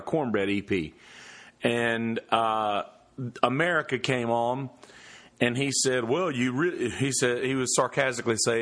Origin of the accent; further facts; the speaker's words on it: the South, United States; I'm from the South. I'm from the country.